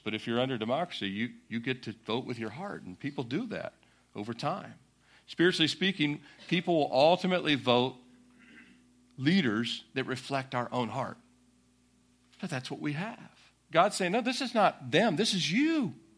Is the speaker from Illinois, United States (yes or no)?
no; Annapolis, Maryland, United States; I was born in Annapolis, Maryland